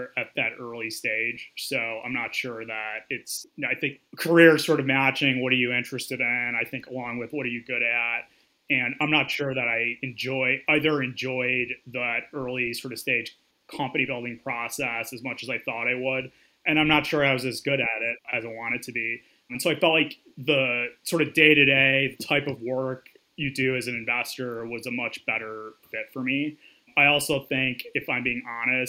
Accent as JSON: {"language": "English", "town": "Grand Rapids", "region": "Michigan", "country": "United States", "tie": "born or raised there", "also_born_or_lived": "Ann Arbor, Michigan / Chicago", "said": "I was born and raised in the Midwest, spent most of my time before college in West Michigan and Grand Rapids."}